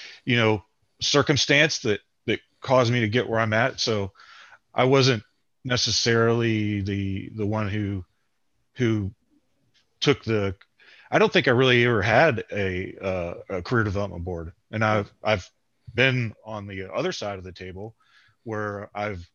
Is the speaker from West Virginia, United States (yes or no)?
yes; Mid-Ohio Valley, West Virginia, United States; I grew up in the Mid-Ohio Valley in West Virginia